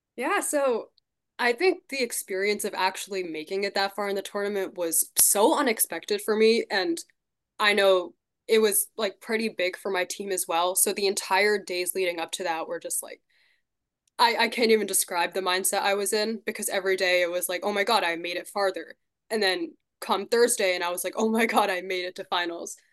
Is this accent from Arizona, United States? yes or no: no; Shrewsbury, Massachusetts, United States; I'm from Shrewsbury in Massachusetts